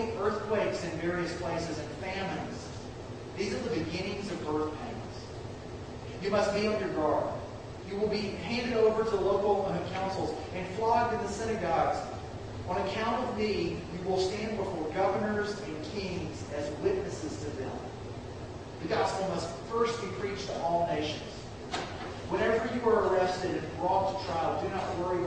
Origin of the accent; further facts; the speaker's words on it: the South, United States; I'm a Southerner